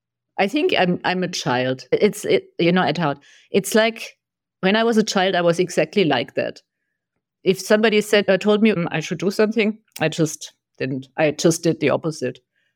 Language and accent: English; Germany; moved away as an adult; also born or lived in Taiwan; now in United States; So before I lived in Germany. So I grew up in Germany. Very orderly.